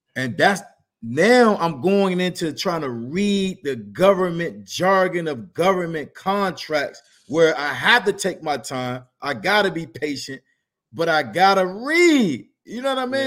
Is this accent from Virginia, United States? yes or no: yes; Norfolk, Virginia, United States; I'm from Norfolk